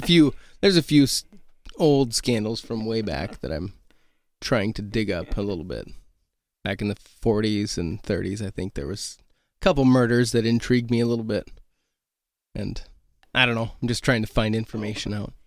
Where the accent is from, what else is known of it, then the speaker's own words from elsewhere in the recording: Oregon, United States; moved away as an adult; now in Milbank, United States; I'm from Oregon. I grew up out there, and we came here 2008.